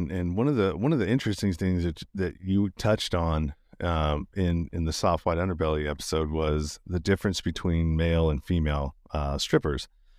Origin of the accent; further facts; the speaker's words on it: Sacramento, California, United States; now in Las Vegas, United States; when I came from Sacramento, California, Northern California, before I moved to Vegas